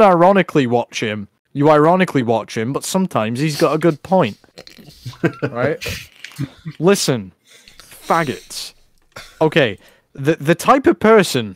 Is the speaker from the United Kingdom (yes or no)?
yes; England, United Kingdom; I'm English. Me, I am English